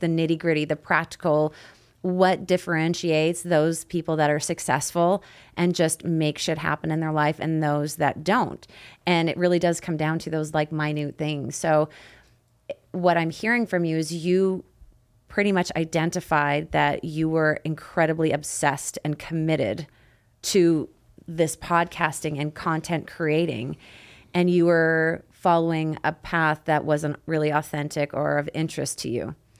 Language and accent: English; Canada; me being from Canada 'cause we pronounce things different